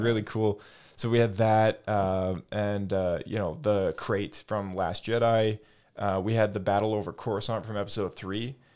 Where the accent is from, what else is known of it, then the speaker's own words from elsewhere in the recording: Canada; we're from Canada.